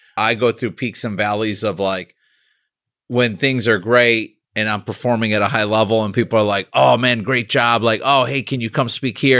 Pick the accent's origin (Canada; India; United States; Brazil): United States; Chicago, Illinois; I'm from Chicago.